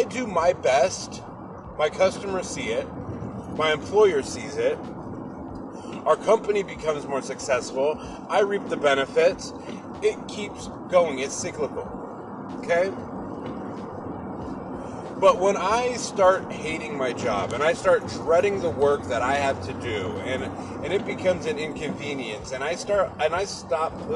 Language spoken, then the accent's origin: English; Seattle, Washington, United States; I'm from Seattle